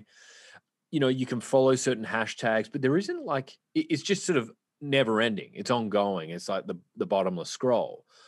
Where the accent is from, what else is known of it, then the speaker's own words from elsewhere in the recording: Australia; I'm from Australia